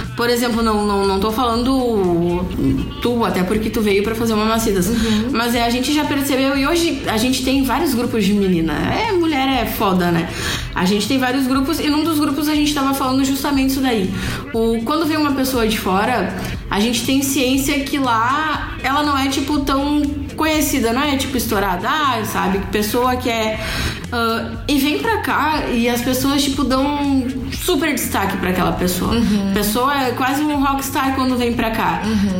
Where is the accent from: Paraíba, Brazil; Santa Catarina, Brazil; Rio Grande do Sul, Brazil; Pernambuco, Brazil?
Rio Grande do Sul, Brazil; a gente é gaúcho